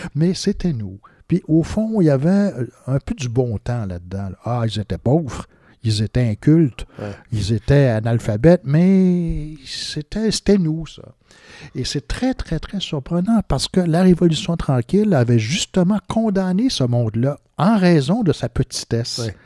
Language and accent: French; Quebec, Canada; nous, là, les Québécois